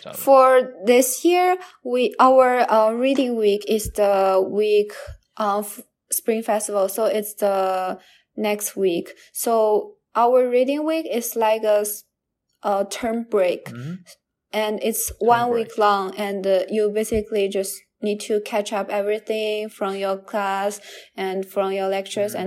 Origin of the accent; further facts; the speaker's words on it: Hangzhou, Zhejiang, China; now in Canada; a benefit in my hometown in Hangzhou